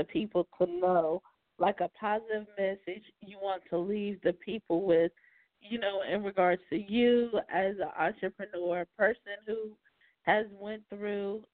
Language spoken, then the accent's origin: English; Charlotte, North Carolina, United States; I'm from Charlotte, North Carolina. That's where we started the … Show.